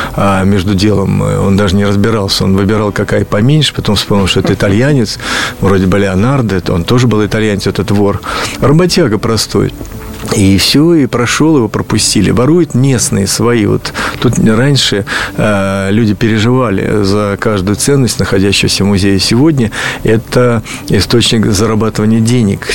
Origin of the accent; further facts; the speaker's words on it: Ulyanovsk, Ulyanovsk Oblast, Russia; в Ульяновский музей, откуда я родом